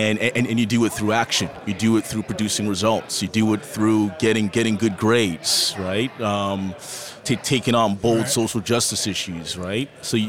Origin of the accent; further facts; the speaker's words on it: Toronto, Ontario, Canada; Yeah, so I'm born and raised in Toronto, Ontario, Canada. My parents immigrated to Canada from warm Barbados.